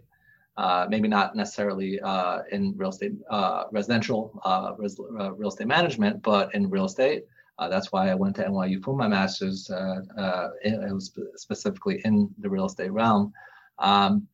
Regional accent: New York, United States; I grew up in New York

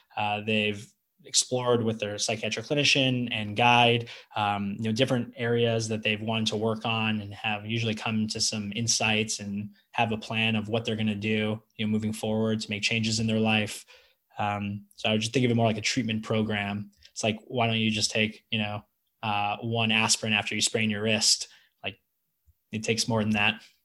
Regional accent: California, United States; moved away as an adult; also born or lived in Manhattan, New York; now in Austin, United States; I'm from I'm from California and I live in Texas

